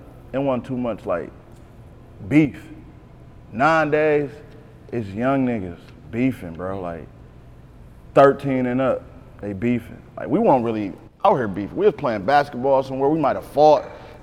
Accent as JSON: {"language": "English", "town": "Beecher", "region": "Michigan", "country": "United States", "tie": "born or raised there", "also_born_or_lived": "Decatur, Mississippi / Flint, Michigan", "said": "I'm a Beecher baby"}